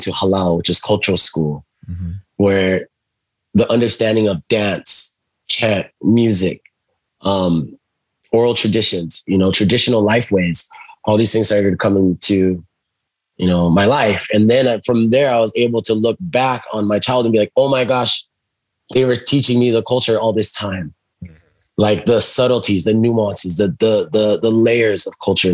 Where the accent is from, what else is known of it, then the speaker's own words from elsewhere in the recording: Molokai, Hawaii, United States; I was growing up on the islands and, you know, I moved around, you know, with my mother too. And I was raised by my grandparents for a time. And so it was on the island of Molokai.